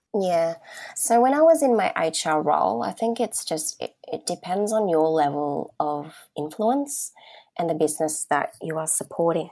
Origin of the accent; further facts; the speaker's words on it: Sydney, New South Wales, Australia; growing up in the southwest of Sydney, which is home to the most diverse communities in Australia